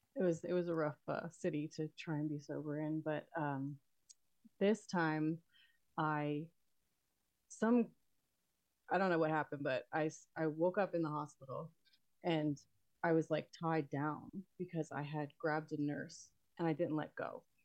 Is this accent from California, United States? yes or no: no; Texas, United States; also born or lived in Queens, New York / Florida; and then we moved to Texas, and I grew up here.